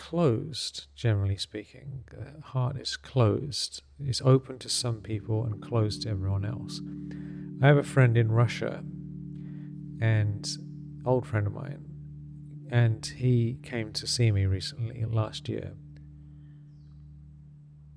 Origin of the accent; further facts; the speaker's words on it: England, United Kingdom; When I was growing up in England